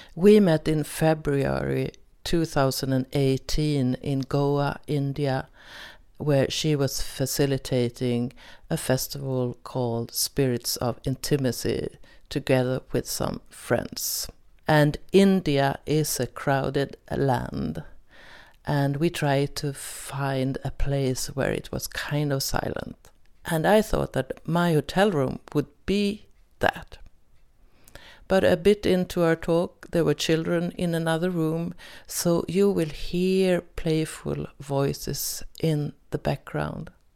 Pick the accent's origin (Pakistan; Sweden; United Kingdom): Sweden; English is a second language; I'm from Sweden, so most of the episodes are in Swedish